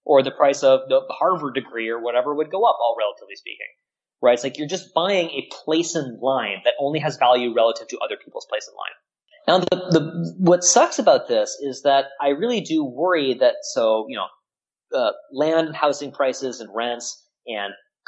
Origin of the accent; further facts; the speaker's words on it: Canada; I mean, I'm Canadian, so we have single-payer healthcare that works, so blame me.